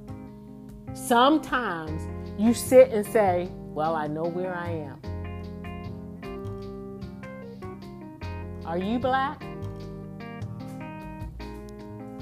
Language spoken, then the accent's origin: English; Baltimore, Maryland, United States; moved away as an adult; also born or lived in Houston, Texas; I grew up in Baltimore City.